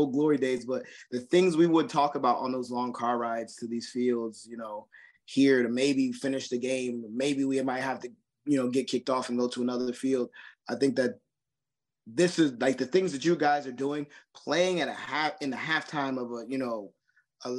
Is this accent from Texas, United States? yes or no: no; Roselle, New Jersey, United States; moved away as an adult; now in North Carolina, United States; that was my hometown where I grew up